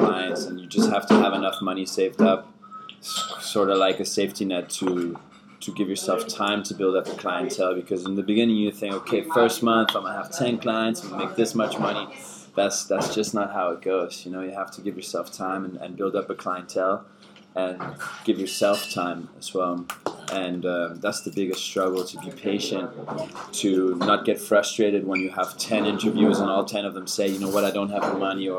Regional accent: California, United States; first language German; English is a second language; moved away as an adult; also born or lived in Germany; now in Copenhagen, Denmark; I grew up in California, where I lived for 8 years together with my family. Originally, I'm from Germany, so I have a German background, speak German.

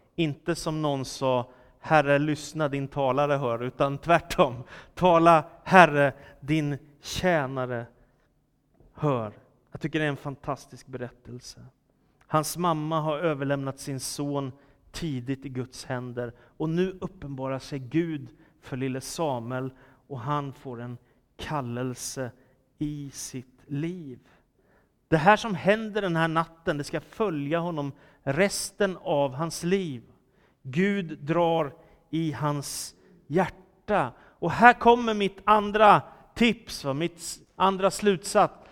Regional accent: Stockholm, Stockholm County, Sweden; Philadelphia-kyrkan i Stockholm där jag växte upp

